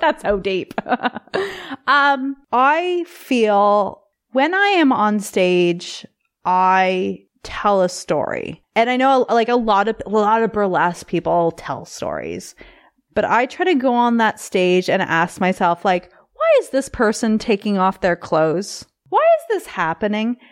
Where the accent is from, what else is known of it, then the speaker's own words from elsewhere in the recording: Canada; also born or lived in Vancouver; as a Canadian